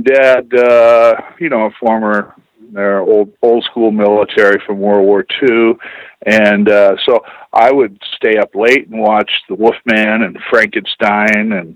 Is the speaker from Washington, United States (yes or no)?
yes; Tacoma, Washington, United States; I'm from Tacoma, Washington